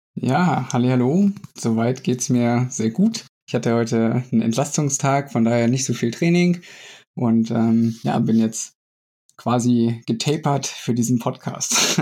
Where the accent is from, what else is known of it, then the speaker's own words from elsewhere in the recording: Lehrte, Lower Saxony, Germany; moved away as an adult; also born or lived in Hildesheim / Saarbrücken; ansonsten komme ich aus Niedersachsen, bin in Hildesheim geboren, Lehrte aufgewachsen